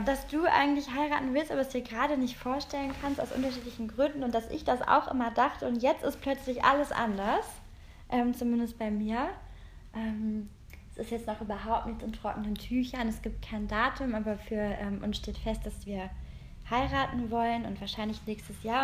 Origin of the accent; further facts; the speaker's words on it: Rhineland, Germany; now in Berlin, Germany; wir kommen aus dem Rheinland